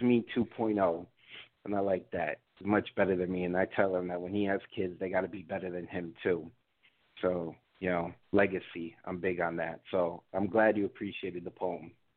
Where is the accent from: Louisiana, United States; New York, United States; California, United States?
New York, United States; New York City; I'm from the Bronx. I'm a Puerto Rican who's uh, born and raised in New York